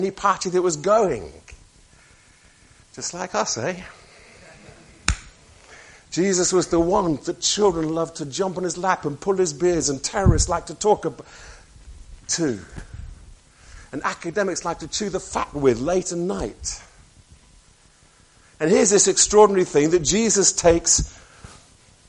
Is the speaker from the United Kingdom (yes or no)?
yes; near Birmingham, West Midlands, United Kingdom; I was born near Birmingham